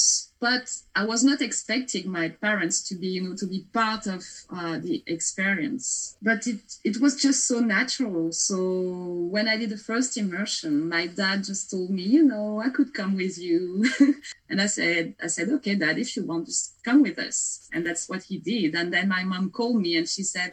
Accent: Basque Country, Nouvelle-Aquitaine, France; born or raised there; English is a second language; moved away as an adult; also born or lived in Melbourne, Australia

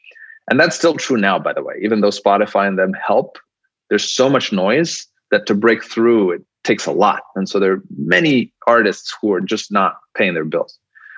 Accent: Nairobi, Kenya; I came from Nairobi, which is your background. And I'm like, why doesn't Nairobi look like Dubai?

